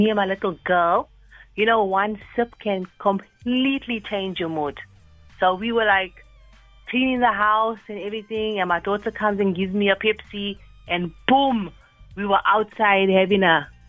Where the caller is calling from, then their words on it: Durban, KwaZulu-Natal, South Africa; Okay, I'm calling you guys all the way from Durban.